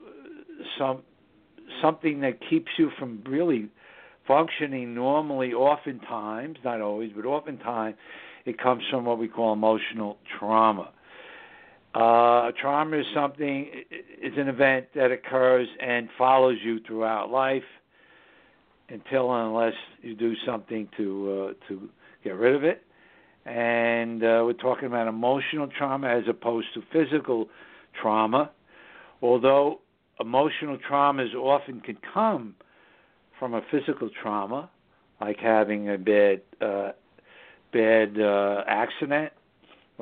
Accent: New York City, New York, United States; it's just the northern suburbs of New York City, my hometown.

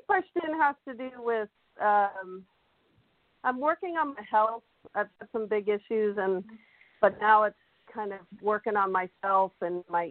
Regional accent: Alaska, United States; moved away; I grew up in Alaska

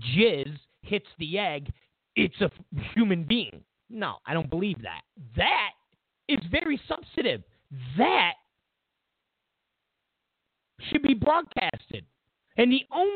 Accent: New York, United States; now in California, United States; I come from New York.

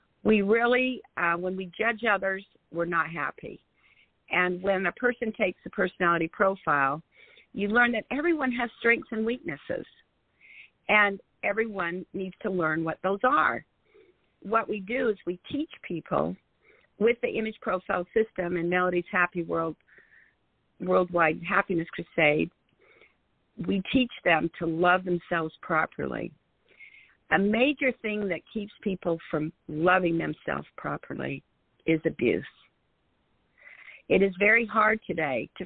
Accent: Salt Lake City, Utah, United States; moved away as an adult; also born or lived in New Jersey; I grew up in Salt Lake City, Utah

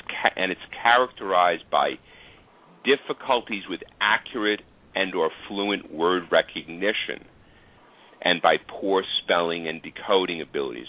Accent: New York City, New York, United States; moved away; I had the honor of going back to my hometown, Staten Island

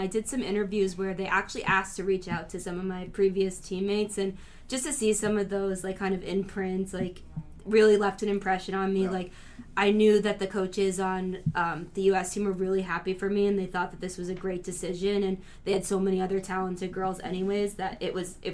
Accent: United States; also born or lived in Paraguay; growing up in the United States

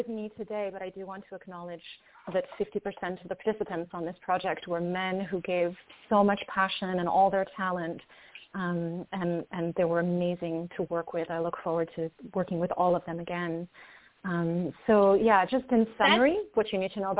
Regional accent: France; I was born in France to a French mother and a Greek father.

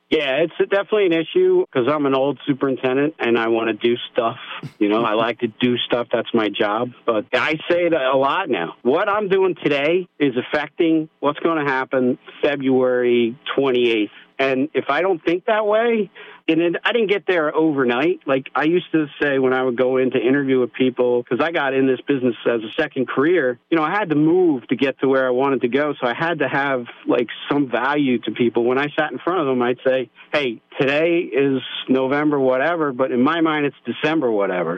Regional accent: United States; growing up in America not being big on math

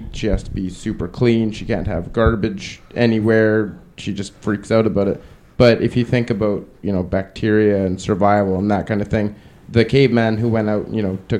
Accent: Saskatchewan, Canada; I'm from Saskatchewan

